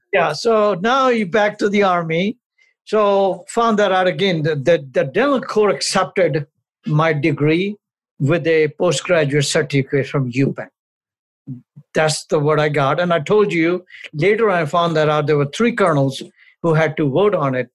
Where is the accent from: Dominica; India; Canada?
India; moved away as an adult; also born or lived in New Delhi, India / Amritsar, Punjab, India / Chicago, United States; now in United States; I was born born in India, raised there for the first 21 years